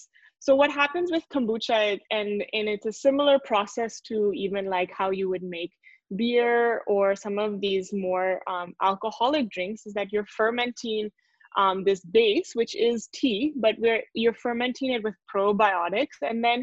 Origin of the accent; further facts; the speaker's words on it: India; He came to India as an IIT professor. So I grew up in India.